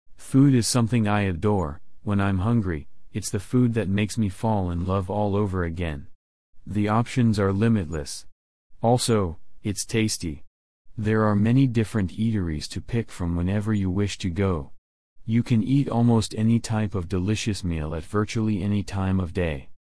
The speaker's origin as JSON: {"language": "English", "country": "Hong Kong", "tie": "born or raised there", "said": "I was born in Hong Kong many years ago."}